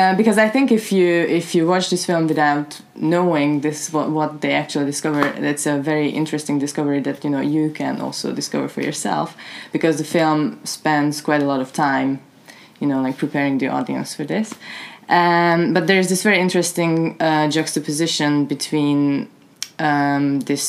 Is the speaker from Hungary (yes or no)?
yes; Hungary; moved away; I'm from Hungary